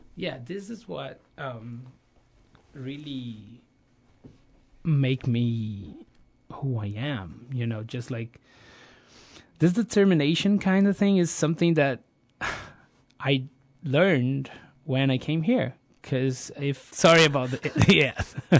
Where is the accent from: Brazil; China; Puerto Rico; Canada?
Brazil; Rio de Janeiro; I grew up in Rio